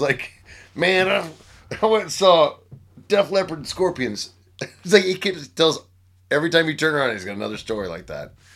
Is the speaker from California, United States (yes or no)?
no; Grandview, Missouri, United States; in Kansas City, Missouri